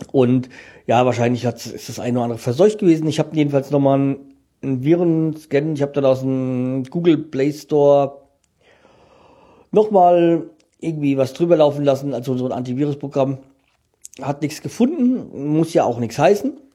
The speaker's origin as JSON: {"language": "German", "town": "Frankfurt", "region": "Hesse", "country": "Germany", "said": "ich kenne Landsberg vom Eishockey, weil als Frankfurter kennt man das, äh, kennt man Landsberg"}